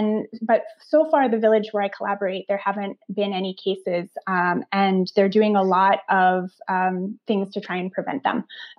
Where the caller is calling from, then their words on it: Philadelphia, Pennsylvania, United States; I'm calling in from Philadelphia